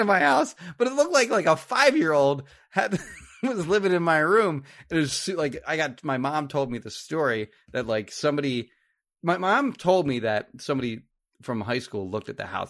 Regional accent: Marlton, New Jersey, United States; I grew up in Marlton

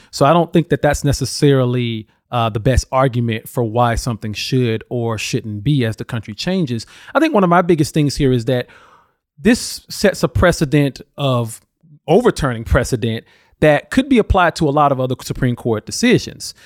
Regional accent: Alabama, United States; my home state of Alabama

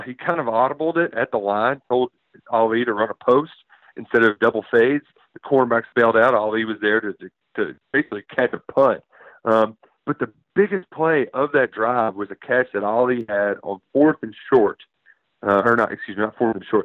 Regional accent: Louisville, Kentucky, United States; Growing up in Louisville, Kentucky

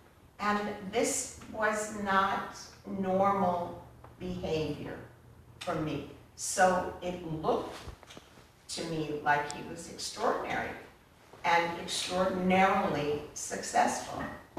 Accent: Los Angeles, California, United States; I was born and raised in Los Angeles

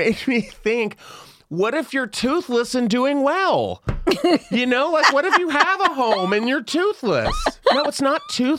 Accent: the South, United States; Do I know what a flipper is? I'm from the South. I know a pageant queen when I see one.

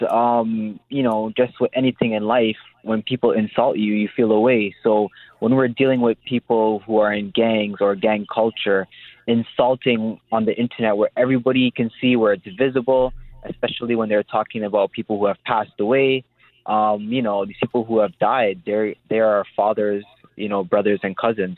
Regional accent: Toronto, Ontario, Canada; I grew up in Etobicoke.

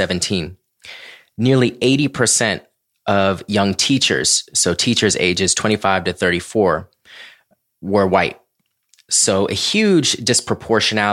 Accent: Orlando, Florida, United States; I grew up in Orlando, Florida, and I never had a teacher who was Black until sophomore year of high school

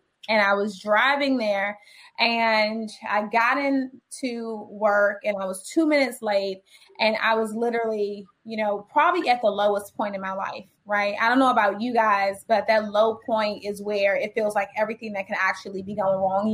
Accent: Washington, District of Columbia, United States; I'm raised in DC. I graduated from Dunbar Senior High School. I grew up in the projects of Washington, DC

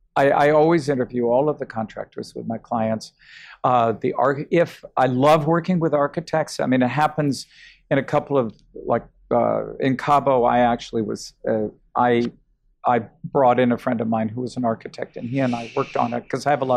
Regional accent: New York, United States; I don't say I'm a New Yorker and this is the way we do it in New York.

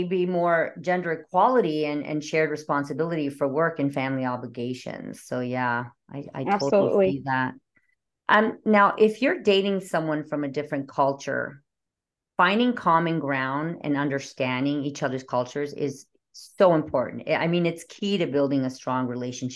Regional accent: Canada; I'm from Canada

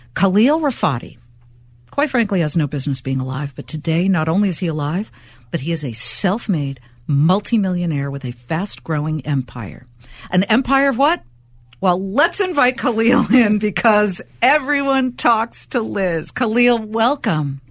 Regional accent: Los Angeles, California, United States; moved away as an adult; now in New Jersey, United States; I'm a California girl, born and bred in Los Angeles, and now an accidental New Yorker. Okay, I'll admit it, New Jersey

